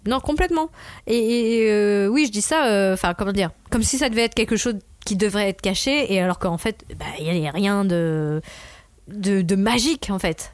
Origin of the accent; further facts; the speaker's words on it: France; en tant que Français